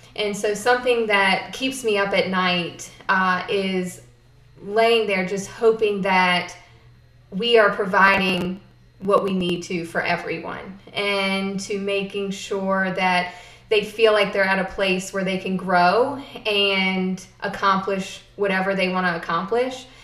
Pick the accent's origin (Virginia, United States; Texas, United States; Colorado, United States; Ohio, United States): Virginia, United States; South Boston; also born or lived in Florida; I was born in Florida and moved to Halifax County when I was seven. So I'm pretty much from here